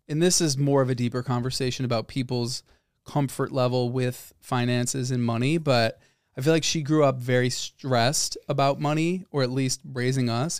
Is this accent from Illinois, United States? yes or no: yes; Northbrook, Illinois, United States; I grew up in Northbrook. I said that last time. Very, very upper middle class suburb of Chicago.